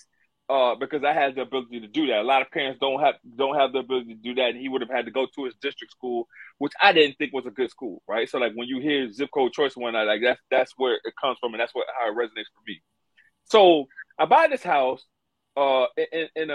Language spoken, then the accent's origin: English; the South, United States; Growing up in the South